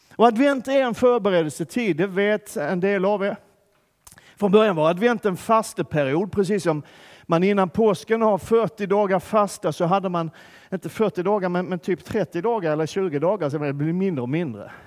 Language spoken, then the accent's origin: Swedish; Skåne, Sweden; moved away; Där jag kommer ifrån så har vi ingen vinter alls. Finns inte. Man, man lär sig inte i skolan i Skåne vad vinter är ens.